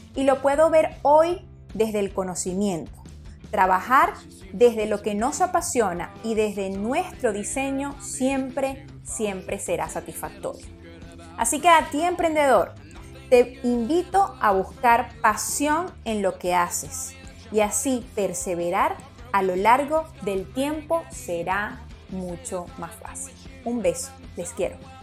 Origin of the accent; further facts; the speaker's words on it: Venezuela; Soy venezolana